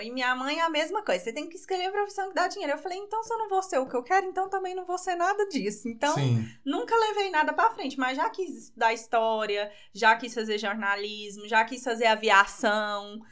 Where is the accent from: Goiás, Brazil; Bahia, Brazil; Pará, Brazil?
Goiás, Brazil; Goiânia; now in Piracanjuba, Brazil; nascida em Goiânia, 31 anos